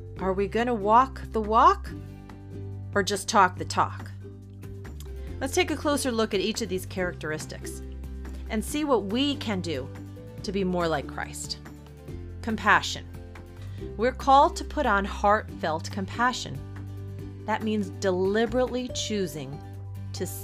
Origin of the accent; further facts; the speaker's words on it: New York City, New York, United States; I think that's the New Yorker in me. I was born in the Bronx after all.